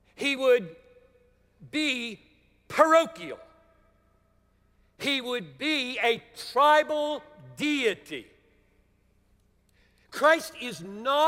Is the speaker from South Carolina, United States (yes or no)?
yes; Greenville, South Carolina, United States; As a very young Southerner growing up in Greenville, South Carolina, 1950s and 60s